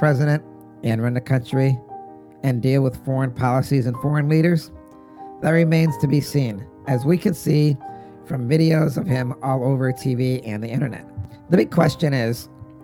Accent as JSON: {"language": "English", "country": "United States", "said": "as an American"}